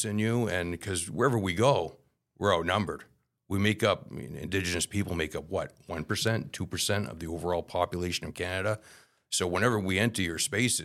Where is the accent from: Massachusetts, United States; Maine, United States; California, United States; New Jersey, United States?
Maine, United States; moved away; I grew up in Maine